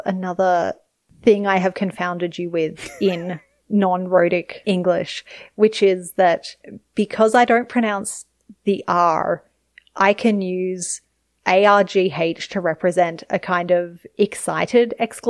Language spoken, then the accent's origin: English; Nepal; English is a second language; I should say R at the end of words is a feature of Nepali, and I can do that fine. And I don't think about it in Nepali